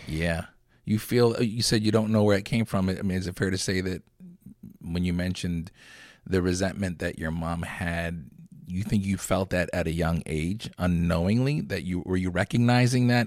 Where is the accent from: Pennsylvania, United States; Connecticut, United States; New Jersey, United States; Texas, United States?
Pennsylvania, United States; Lancaster; I grew up in Lancaster